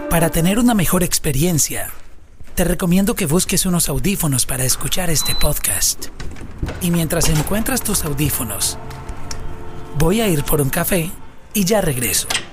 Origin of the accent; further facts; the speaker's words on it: Colombia; los que somos de Colombia